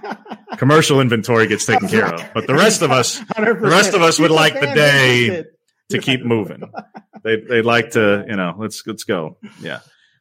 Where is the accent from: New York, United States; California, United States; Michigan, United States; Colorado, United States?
New York, United States; Long Island; I'm from Long Island. I can say that.